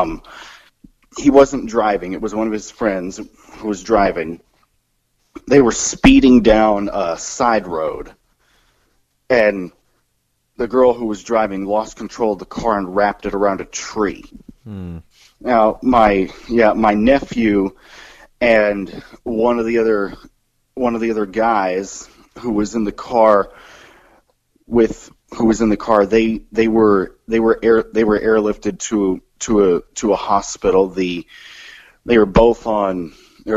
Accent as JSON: {"language": "English", "town": "Kansas City", "region": "Missouri", "country": "United States", "tie": "born or raised there", "moved": "yes", "said": "my home area, back to Kansas City, Missouri"}